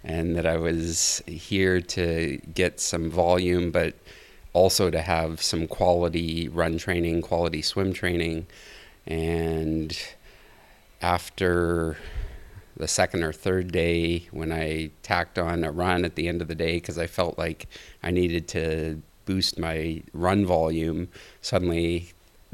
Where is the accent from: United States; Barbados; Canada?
Canada; Rossland, British Columbia; I'm from Roslyn, British Columbia, which is a ski town in Canada